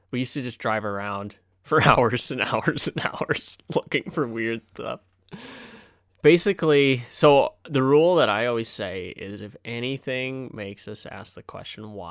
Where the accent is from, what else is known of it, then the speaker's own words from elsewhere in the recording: Moose Jaw, Saskatchewan, Canada; yeah, born, born and raised, raised in Moose, Jaw